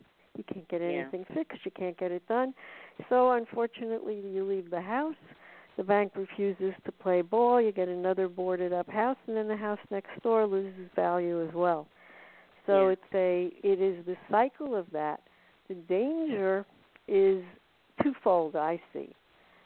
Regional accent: United States; I'm an American

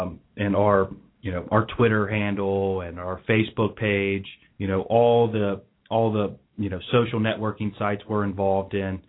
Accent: Norwood, Ohio, United States; now in West Chester, United States; Yeah, we're all from Norwood.

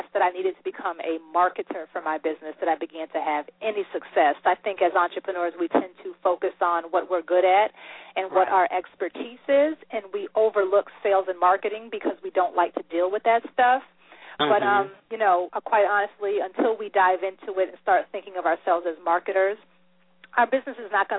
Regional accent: Springfield, Massachusetts, United States; I'm actually originally from Springfield, Massachusetts

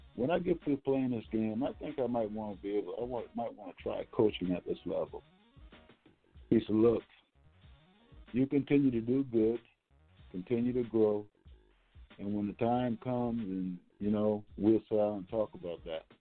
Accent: North Charleston, South Carolina, United States; I'm from North Charleston, South Carolina

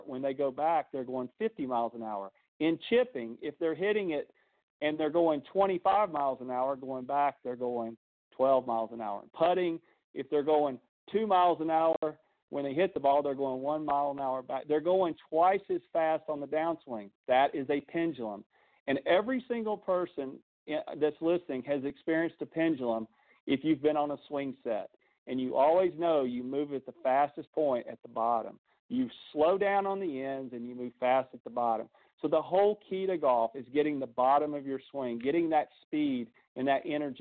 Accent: the South, United States; I'm from the South. I talk slow

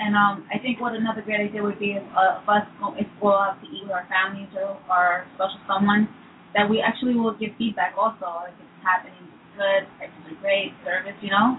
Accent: United States; which is the one we grew up eating here in the States.

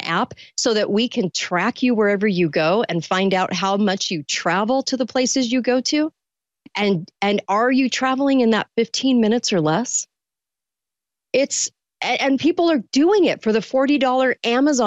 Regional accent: California, United States; now in Utah, United States; I didn't grow up here. I grew up in California, but I moved to Utah

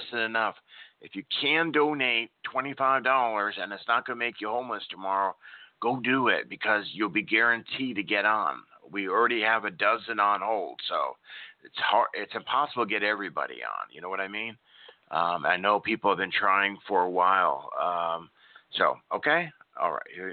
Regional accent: Nebraska, United States; now in Oklahoma, United States; I grew up in Nebraska, now in Oklahoma

